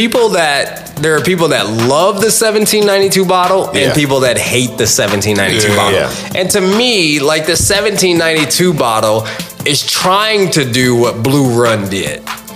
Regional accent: Virginia, United States; Because Kentucky used to be a part of my home state.

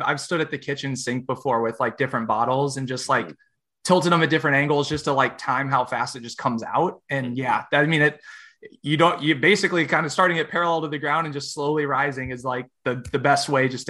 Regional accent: United States; It's like, you're Canadian, we're obviously American, but it's like, we live so close together.

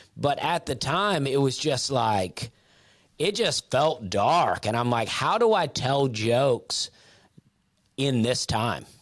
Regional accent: Opelika, Alabama, United States; moved away; I grew up in Opelika

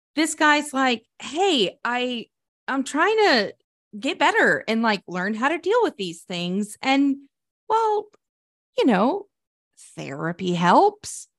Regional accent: Sterling, Oklahoma, United States; growing up in my hometown, Sterling, Oklahoma

